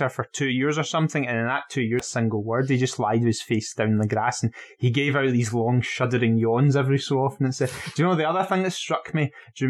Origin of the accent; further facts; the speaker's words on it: Dunoon, Scotland, United Kingdom; listen, man, I'm from Dunoon.